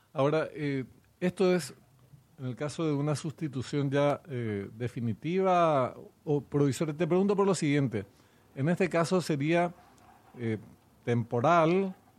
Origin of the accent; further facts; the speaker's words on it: Corrientes, Argentina; now in Paraguay; yo soy correntino, nací en Corrientes